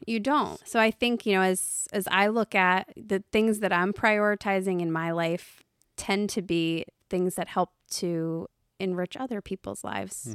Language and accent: English; United States; I was from the United States